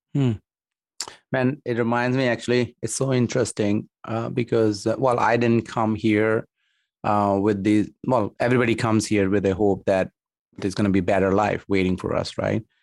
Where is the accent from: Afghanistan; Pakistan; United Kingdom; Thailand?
Pakistan; moved away as an adult; also born or lived in New York, United States; now in United States; I'm Pakistani